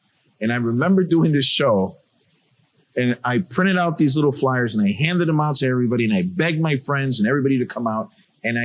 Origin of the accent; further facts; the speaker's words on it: Chicago, Illinois, United States; The Wrigley, Halsted and Roscoe area, and then moved to Logan Square. So I'm Puerto Rican, born and raised in Chicago. But again, Logan Square is my current neighborhood.